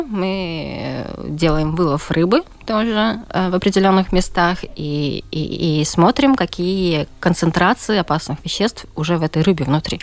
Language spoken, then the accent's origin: Russian; Daugavpils, Latgale, Latvia; я родом из Даугавпилса